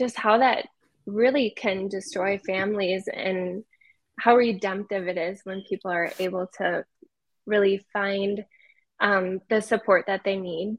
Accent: Wisconsin area, Minnesota, United States; moved away as an adult; now in Salt Lake City, United States; I came from Minnesota, Wisconsin area. Actually just moved to Salt Lake about a year ago, so we've already decided we're not going back to Minnesota

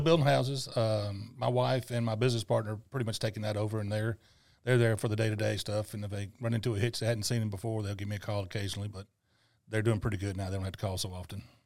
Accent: Tunica, Mississippi, United States; tunica was a, was my hometown

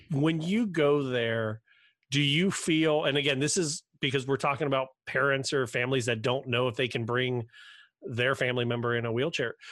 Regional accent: Cincinnati, Ohio, United States; I'm from Cincinnati.

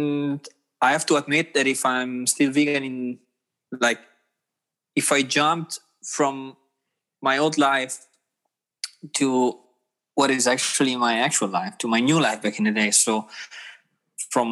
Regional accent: Rimini, Emilia-Romagna, Italy; English is a second language; moved away as an adult; now in Hamburg, Germany; I'm from Rimini, from Emilia Romagna.

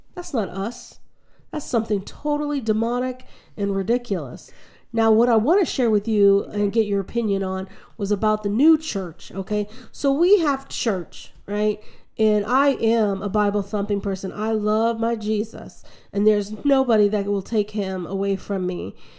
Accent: United States; as an American

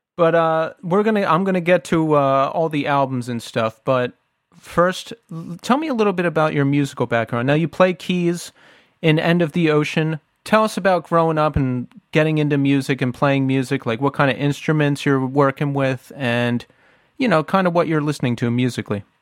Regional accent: outside of Philadelphia, Pennsylvania, United States; we grew up outside of Philly and, you know, I lived in Philly for a long time

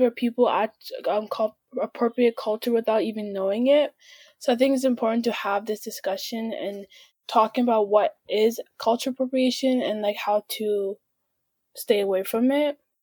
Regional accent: Canada; I was born in Canada, but my family's from Sudan

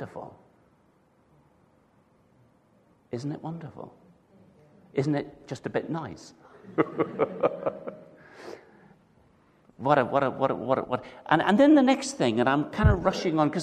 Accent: Northern Ireland, United Kingdom; I'm from Northern Ireland

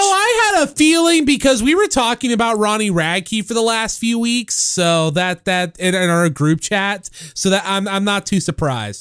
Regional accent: St. Louis, Missouri, United States; I grew up with them in St. Louis

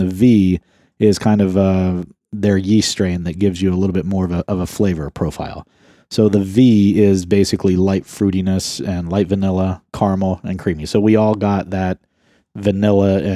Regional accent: Ohio, United States; I'm from Ohio

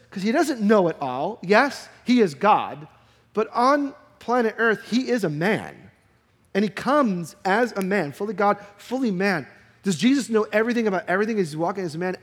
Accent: New York, United States; I'm a New Yorker.

